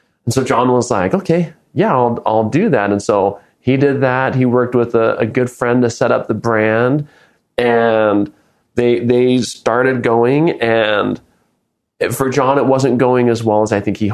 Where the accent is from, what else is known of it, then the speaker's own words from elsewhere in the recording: Nebraska, United States; I grew up in Nebraska